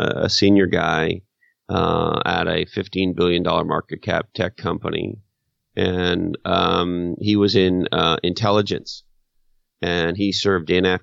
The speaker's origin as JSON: {"language": "English", "country": "Canada", "moved": "yes", "said": "my home country of Canada"}